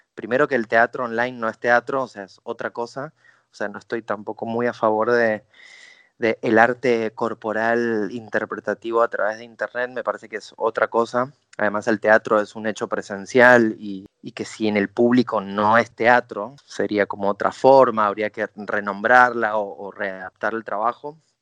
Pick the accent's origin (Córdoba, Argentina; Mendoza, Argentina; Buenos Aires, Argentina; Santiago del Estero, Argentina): Mendoza, Argentina; Mi carrera empezó en Mendoza, yo soy mendocino